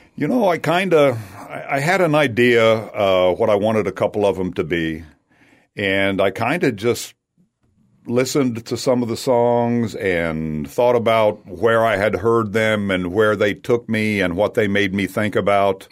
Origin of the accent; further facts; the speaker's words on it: United States; also born or lived in West Kentucky / Tennessee; a musical background was basically growing up in Tennessee and Kentucky